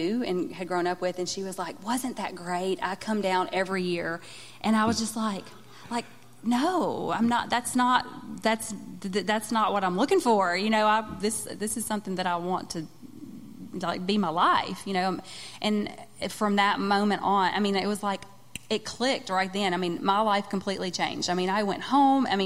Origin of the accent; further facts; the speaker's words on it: Minden, Louisiana, United States; I'm from Minden